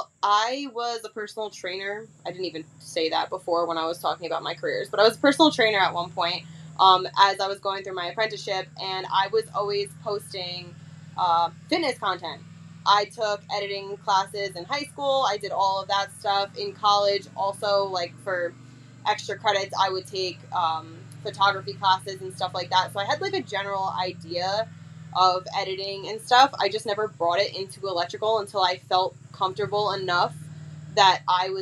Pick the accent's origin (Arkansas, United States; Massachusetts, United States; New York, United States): New York, United States; I'm from New York